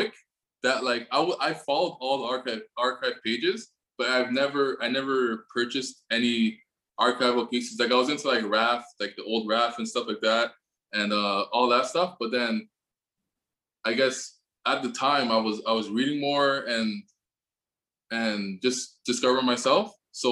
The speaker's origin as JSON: {"language": "English", "town": "Richmond Hill", "region": "Ontario", "country": "Canada", "moved": "as an adult", "lives_now": "Toronto, Canada", "said": "originally I'm from Richmond Hill"}